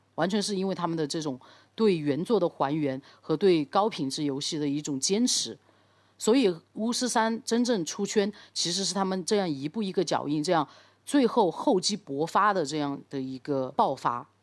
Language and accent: Chinese; China; 我们中国人